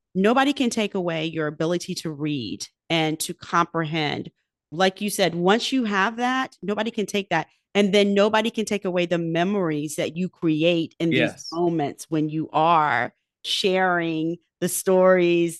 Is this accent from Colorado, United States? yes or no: no; Virginia Beach, Virginia, United States; Virginia Beach, which is my hometown